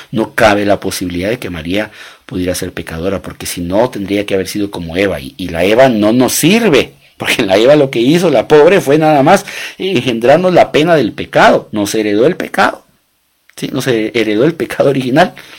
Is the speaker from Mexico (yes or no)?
no; Guatemala; yo soy guatemalteco, mi esposa guatemalteca, nos casamos en Guatemala, tuvimos nuestros hijos en Guatemala.